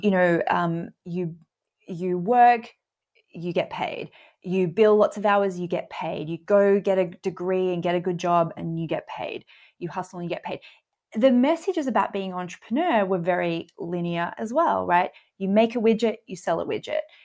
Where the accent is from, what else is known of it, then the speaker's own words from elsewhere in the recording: Australia; I'm Australian